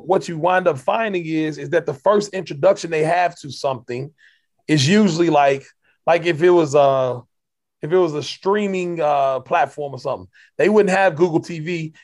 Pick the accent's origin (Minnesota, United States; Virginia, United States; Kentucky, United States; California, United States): Kentucky, United States; I'm from Kentucky